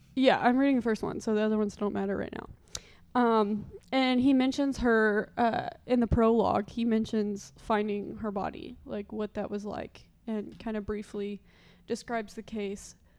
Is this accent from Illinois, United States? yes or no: yes; Marion, Illinois, United States; my hometown is well, I just say it's Marion, Illinois, even though my actual hometown is outside of Marion, Illinois